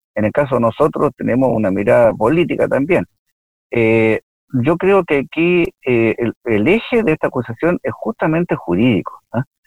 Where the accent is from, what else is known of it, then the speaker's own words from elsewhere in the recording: Villa Alemana, Valparaíso, Chile; yo efectivamente soy de Villa Alemana, yo eh, viví en Villa Alemana, estudié en el Liceo de Villa Alemana seis años